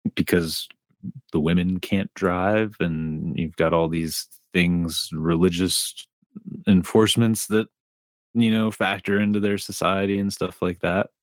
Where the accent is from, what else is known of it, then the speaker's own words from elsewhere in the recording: Dearborn, Michigan, United States; we moved from Dearborn out into rural Michigan